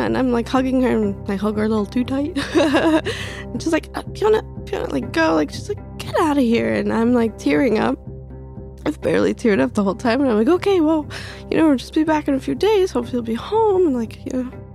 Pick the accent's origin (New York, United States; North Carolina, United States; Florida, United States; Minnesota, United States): North Carolina, United States; Craven County, Eastern; also born or lived in Bolivia; I grew up in Craven County, Eastern North Carolina